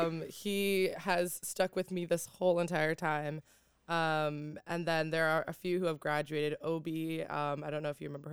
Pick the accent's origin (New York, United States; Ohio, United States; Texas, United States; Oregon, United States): New York, United States; I'm from Long Island, majoring in African-American studies.